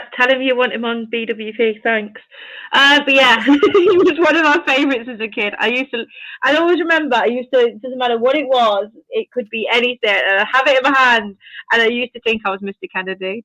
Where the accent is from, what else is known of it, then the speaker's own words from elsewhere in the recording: United Kingdom; I'm British